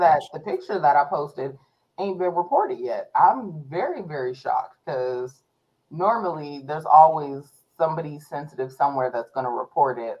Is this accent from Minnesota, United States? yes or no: no; Warren, Ohio, United States; I was born in Warren, Ohio, in Trumbull County